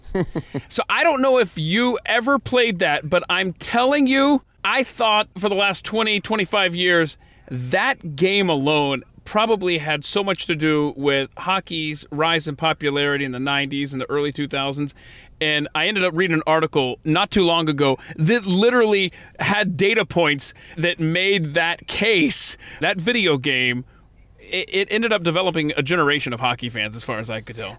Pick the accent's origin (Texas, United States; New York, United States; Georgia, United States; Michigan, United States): Georgia, United States; Atlanta; moved away; I grew up in Atlanta